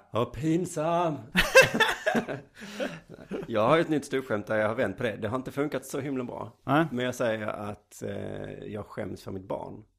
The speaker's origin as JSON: {"language": "Swedish", "town": "Lund", "region": "Skåne", "country": "Sweden", "tie": "born or raised there", "said": "jag är född i Lund"}